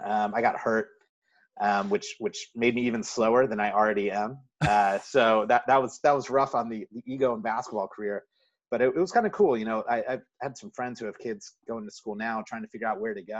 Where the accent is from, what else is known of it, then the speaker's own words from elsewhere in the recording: Birmingham, Alabama, United States; moved away as an adult; also born or lived in Manhattan, New York; now in Brooklyn, United States; Yeah, I was born in Manhattan on the Upper East Side, lived there till I was in between 9 and 10, and then moved to Birmingham, Alabama.